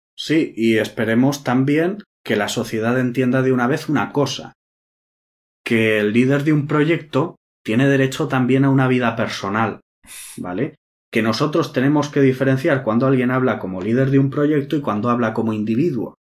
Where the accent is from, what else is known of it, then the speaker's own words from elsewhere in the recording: Spain; soy español